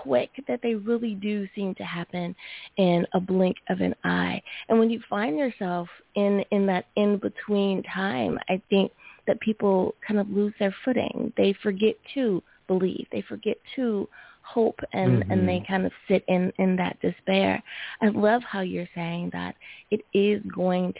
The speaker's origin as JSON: {"language": "English", "country": "United States", "said": "my home country, USA"}